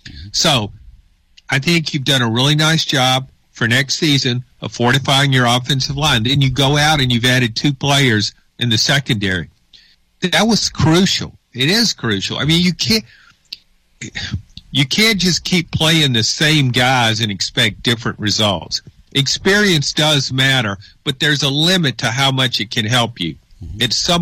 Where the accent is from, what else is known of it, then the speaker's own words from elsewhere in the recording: Clinton, Louisiana, United States; my hometown of Clinton, Louisiana.